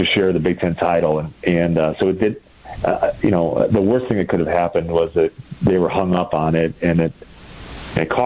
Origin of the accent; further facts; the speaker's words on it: just outside of Milwaukee, Wisconsin, United States; I grew up just outside of Milwaukee